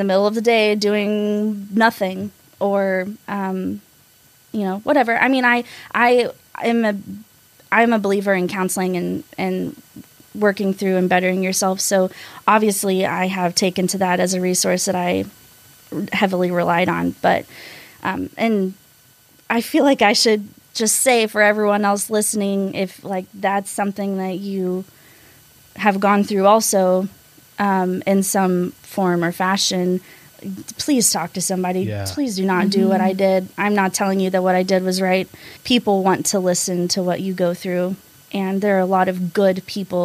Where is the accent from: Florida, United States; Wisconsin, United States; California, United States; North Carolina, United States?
North Carolina, United States; moved away as an adult; also born or lived in Arkansas / College Station, Texas; now in Texas, United States; I'm originally from Arkansas, but then when I was 8, I moved to North Carolina and lived there for 10 years. So I say I'm from North Carolina because I've lived there the longest